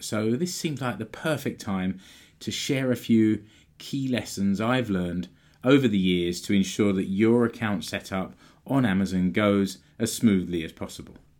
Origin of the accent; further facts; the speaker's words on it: United Kingdom; now in Finland; I'm British